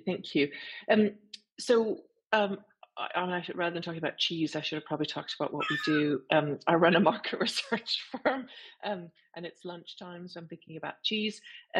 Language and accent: English; Canada; accent: French Canadian; I'll say it with my French Canadian accent.